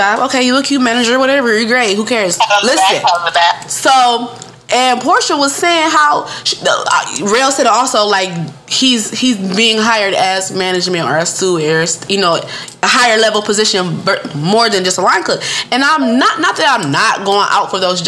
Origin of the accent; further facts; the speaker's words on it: Detroit, Michigan, United States; moved away as an adult; now in Georgia, United States; I am from Michigan. I'm from the Midwest. I'm from Detroit.